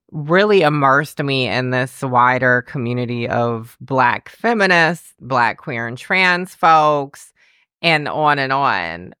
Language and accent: English; the South, United States; I'm from the South